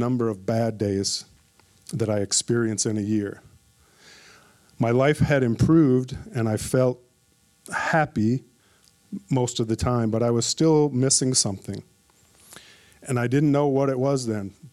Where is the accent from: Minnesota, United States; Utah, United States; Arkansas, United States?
Minnesota, United States; Minneapolis; moved away as an adult; I was born and raised in Minneapolis, Minnesota, and I lived there for 47 years